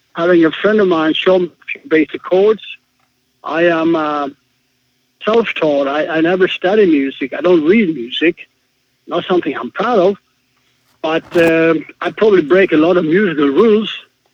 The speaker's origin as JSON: {"language": "English", "country": "Sweden", "tie": "born or raised there", "moved": "as an adult", "lives_now": "Israel", "said": "I was born in Sweden, and I immigrated to Israel when I was 20 years old."}